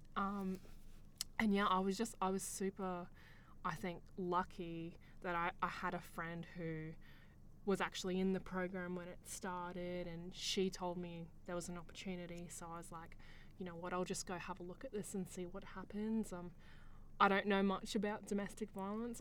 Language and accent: English; Queensland, Australia; I grew up here in Australia